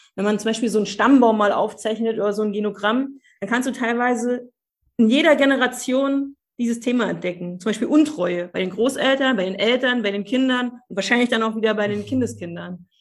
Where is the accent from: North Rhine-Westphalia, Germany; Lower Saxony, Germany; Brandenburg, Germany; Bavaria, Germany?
Brandenburg, Germany; Cottbus; Also ich bin im Osten aufgewachsen, in Cottbus, zwischen Blümchentapeten und Wäscheständern.